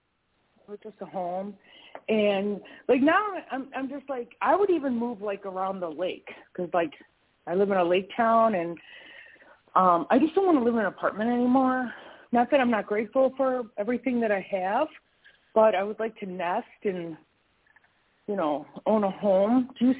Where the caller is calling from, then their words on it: Wisconsin, United States; I'm calling from Wisconsin.